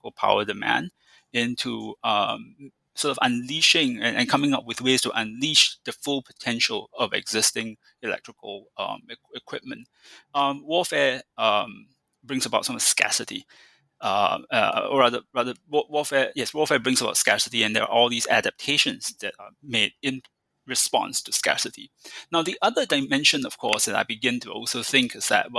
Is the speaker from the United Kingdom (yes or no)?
no; Singapore; I grew up in Singapore